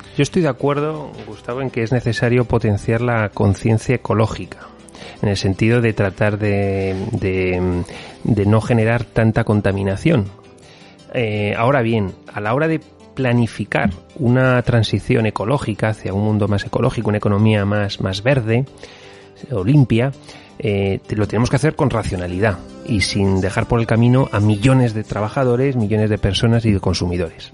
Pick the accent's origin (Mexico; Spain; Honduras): Spain